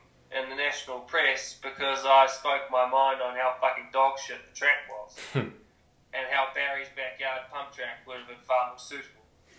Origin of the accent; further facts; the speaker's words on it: New Zealand; No. Maybe my hometown, used to be, not anymore.